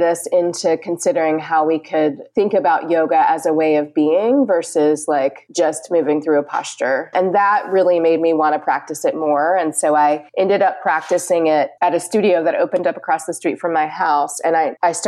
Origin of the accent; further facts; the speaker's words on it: Richmond, Virginia, United States; moved away as an adult; also born or lived in North Carolina / Portland, Oregon; now in Winston-Salem, United States; I grew up in Richmond, Virginia, and lived there for about 21 years.